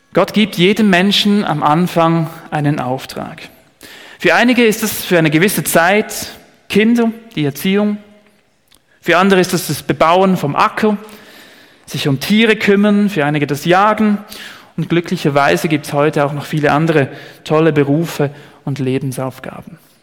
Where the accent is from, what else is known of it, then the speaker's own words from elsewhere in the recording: Switzerland; hier bei uns in der Schweiz